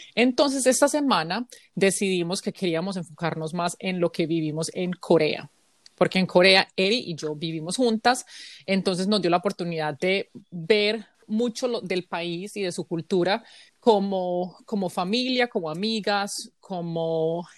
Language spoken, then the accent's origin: Spanish; Colombia; moved away as an adult; now in United States